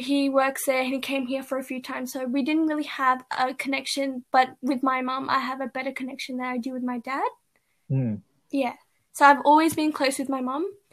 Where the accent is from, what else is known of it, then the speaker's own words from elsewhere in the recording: Canberra, Australian Capital Territory, Australia; I was born and raised here in Canberra